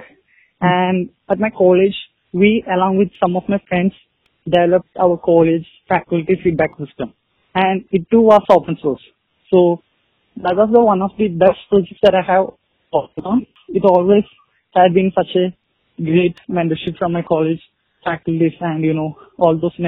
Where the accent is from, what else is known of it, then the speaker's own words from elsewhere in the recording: India; I'm 21 years old and I'm from India.